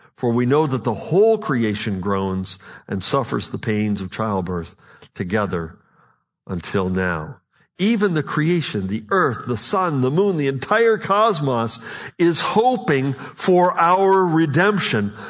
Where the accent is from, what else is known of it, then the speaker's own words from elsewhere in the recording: Buffalo, New York, United States; I'm from Western New York, near Buffalo